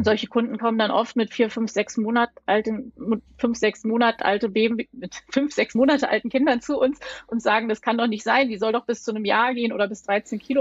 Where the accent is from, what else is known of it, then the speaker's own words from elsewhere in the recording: Berlin, Germany; ich komme aus Berlin